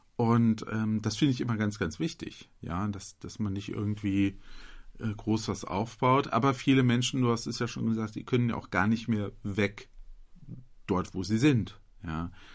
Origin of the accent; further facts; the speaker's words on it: Butzbach, Hesse, Germany; hier bei mir in meiner Heimatgemeinde